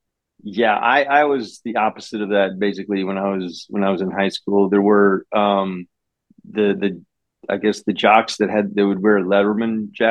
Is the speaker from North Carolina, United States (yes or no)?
no; Florida, United States; I'm from California. Northwest Florida.